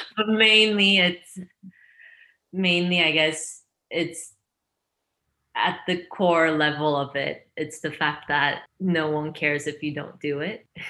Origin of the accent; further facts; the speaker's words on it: China; moved away; also born or lived in Korea; I'm half Chinese, half Korean, and I grew up in China and Korea, half and half kind of, but mostly in China